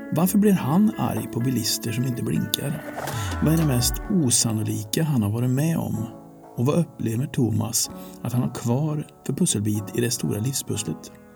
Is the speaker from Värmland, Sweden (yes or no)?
yes; Karlstad, Värmland, Sweden; hemma i Värmland Karlstad